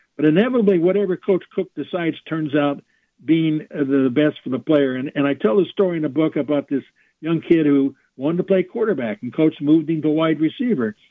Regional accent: California, United States; moved away; also born or lived in Oklahoma; I grew up in California, which has got some pretty good talent as well

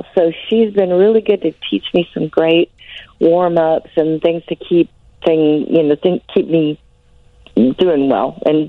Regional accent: Aledo, Illinois, United States; I am from Illinois.

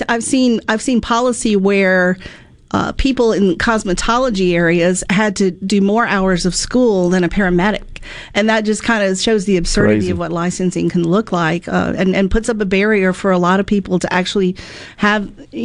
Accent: Mississippi, United States; also born or lived in Florida; back at after a few years in Florida and back in Mississippi, my home state

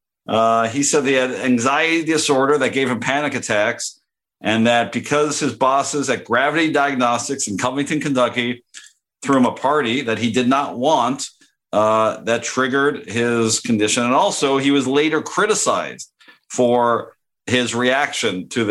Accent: Canada; moved away; also born or lived in Knoxville; growing up in Canada

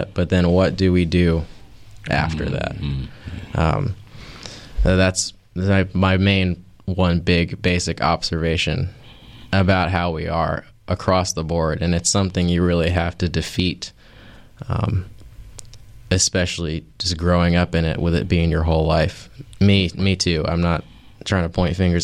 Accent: Raleigh, North Carolina, United States; moved away as an adult; now in Asheville, United States; Born and raised in Raleigh, North Carolina

